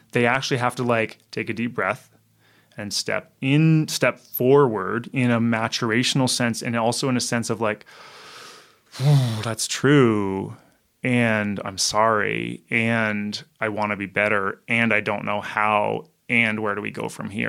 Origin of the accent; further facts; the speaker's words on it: Canada; I'm Canadian